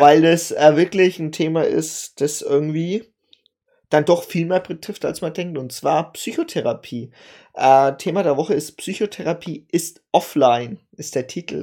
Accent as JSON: {"language": "German", "country": "Germany", "said": "bei uns in Deutschland"}